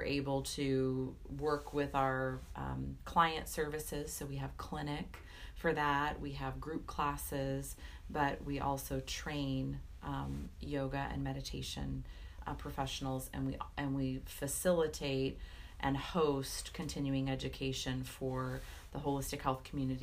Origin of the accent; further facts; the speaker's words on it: California, United States; moved away as an adult; now in North Carolina, United States; I'm originally from California